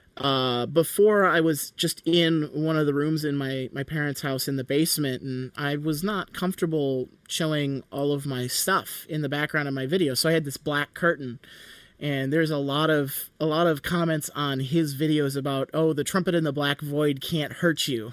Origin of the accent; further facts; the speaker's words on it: Michigan, United States; I'm from Michigan